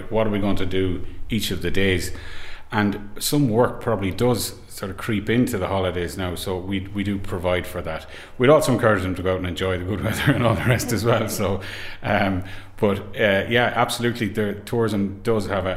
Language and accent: English; Carrick-on-Shannon, Connacht, Ireland; I'm from Carrick and Shannon